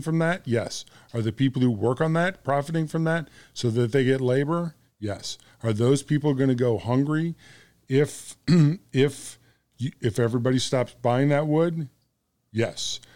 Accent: United States; I'm American

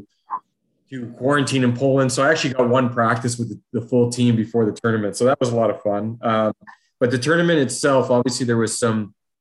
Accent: Ontario, Canada; moved away; also born or lived in Alberta; we're from Ontario

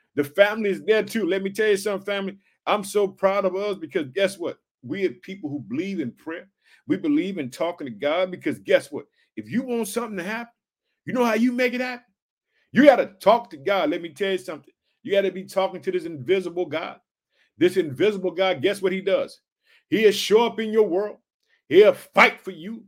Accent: Illinois, United States; born or raised there

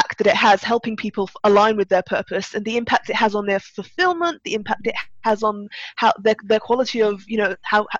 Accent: Turkey; now in United Kingdom; I was actually born in Turkey, so I'm half English, half Turkish, but I spent most of my childhood there, and but now I'm based in the UK

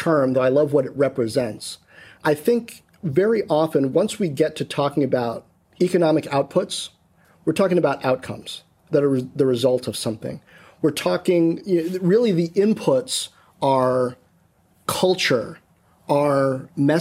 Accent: Washington, District of Columbia, United States; growing up in Washington, D.C. in the 80s

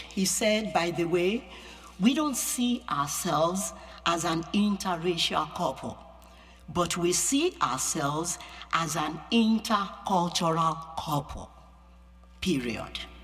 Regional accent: Yorubaland, Nigeria; English is a second language; now in United States; I'm an American, and I'm also Nigerian. I have a dual citizenship, you know, but inside me is Yoruba. That's my culture. That's the culture I grew up in.

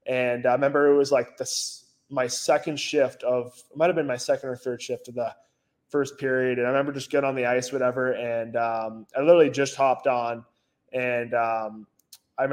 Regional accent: Hanover, Massachusetts, United States; in the house I grew up in Hanover

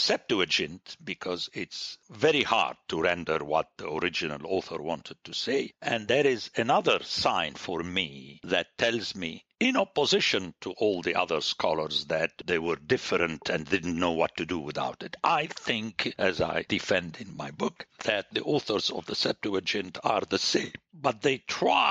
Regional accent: Palestine; moved away; I was born in Palestine

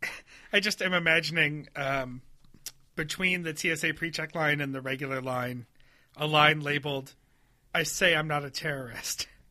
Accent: United States; I'm American

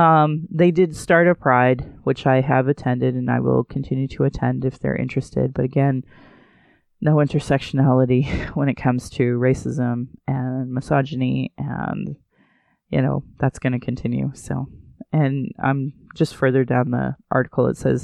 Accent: Calgary, Alberta, Canada; also born or lived in Sylvan Lake; I'm born and raised in Calgary

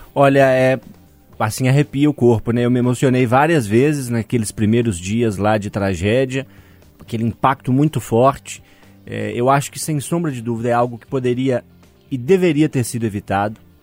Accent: Minas Gerais, Brazil; accent: mineiro

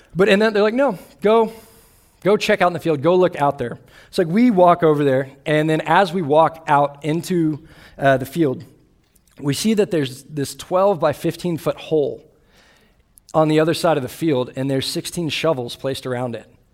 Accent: Austin, Texas, United States; I grew up in Austin, Texas, where I grew up a Longhorn fan

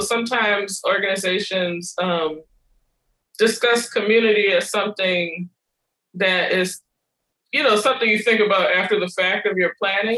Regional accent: New Orleans, Louisiana, United States; moved away as an adult; also born or lived in Oberlin, Ohio / Detroit / New Jersey / New York; I grew up in New Orleans

